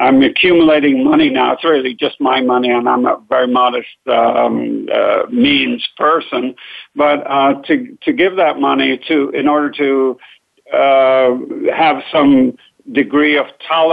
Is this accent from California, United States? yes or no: yes; San Francisco, California, United States; also born or lived in Lebanon / Chicago; San Francisco, where I grew up